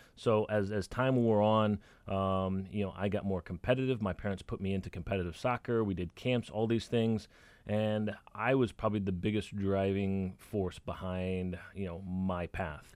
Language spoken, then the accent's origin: English; Dallas, Texas, United States; when I was a kid growing up in Dallas.